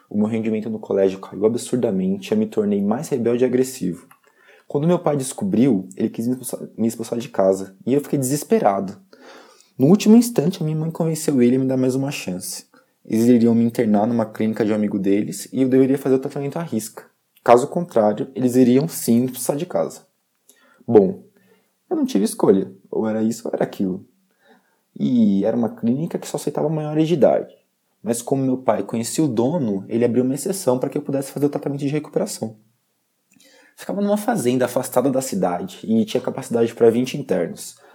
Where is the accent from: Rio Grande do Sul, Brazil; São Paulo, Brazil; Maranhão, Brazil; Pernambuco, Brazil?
São Paulo, Brazil; Eu sou do interior de São Paulo. A minha família é muito rica e eu sempre tive tudo o que eu quis.